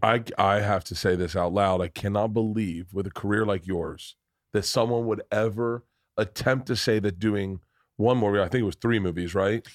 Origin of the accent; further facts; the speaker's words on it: Florida, United States; I'm from Florida.